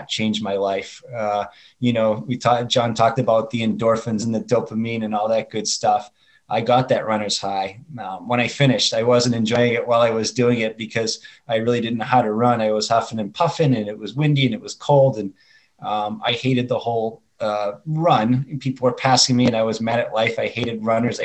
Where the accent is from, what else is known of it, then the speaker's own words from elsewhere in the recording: Boston, Massachusetts, United States; now in Chandler, United States; I live in Chandler, Arizona. I grew up in Boston, Massachusetts.